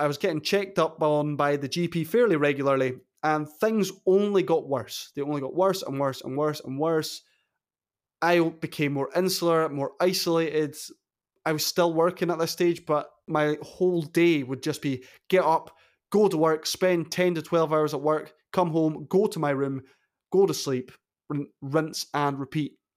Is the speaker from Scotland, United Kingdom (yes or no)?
yes; Wick, Scotland, United Kingdom; As a, a wee bairn growing up in Caithness